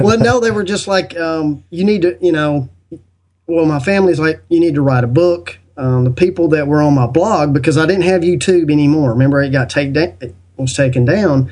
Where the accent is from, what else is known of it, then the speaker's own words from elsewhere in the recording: United States; I was born in the United States